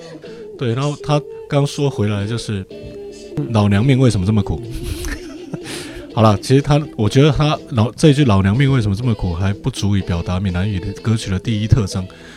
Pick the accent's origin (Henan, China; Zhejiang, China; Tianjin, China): Henan, China; 是我突然发现，就隐瞒了好久。我其实我是河南人。